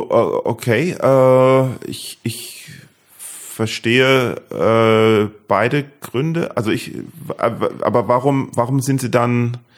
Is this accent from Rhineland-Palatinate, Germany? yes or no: yes; Neustadt an der Weinstraße, Rhineland-Palatinate, Germany; also born or lived in England; Deidesheim ist ja direkt um die Ecke, wo ich aufgewachsen bin.